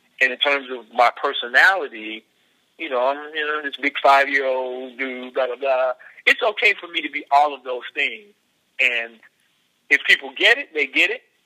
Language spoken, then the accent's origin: English; Mississippi, United States; moved away as an adult; now in California, United States; my experience being born in Mississippi